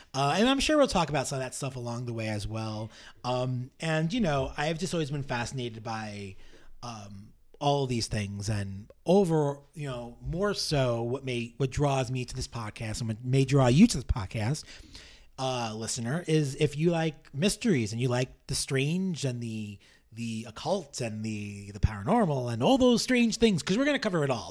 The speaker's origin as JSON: {"language": "English", "town": "New York City", "region": "New York", "country": "United States", "tie": "born or raised there", "said": "I'm born and raised in New York"}